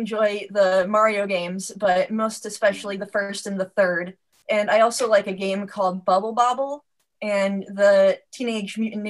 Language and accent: English; Iowa, United States; moved away as an adult; also born or lived in Los Angeles, California; now in Des Moines, United States; I'm from Iowa. I'm an Iowa native, and I was starting to miss my family and just a plethora of reasons that brought me back to Iowa. In Iowa, Des Moines, specifically where I live, actually has a very vibrant art scene.